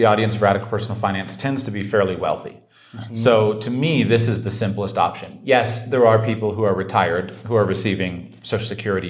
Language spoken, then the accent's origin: English; United States; being a U.S. American